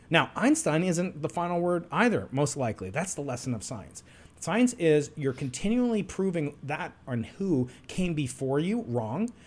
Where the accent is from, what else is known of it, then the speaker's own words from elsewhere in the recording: New York, United States; I'm a New Yorker.